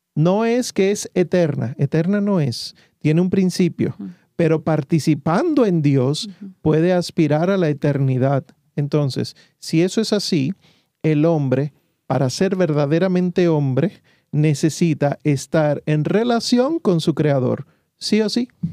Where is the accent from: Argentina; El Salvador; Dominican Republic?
Dominican Republic; Santo Domingo; moved away; Yo soy médico de profesión, vengo de Santo Domingo, la República Dominicana, y allá entonces estudié la medicina y trabajé varios años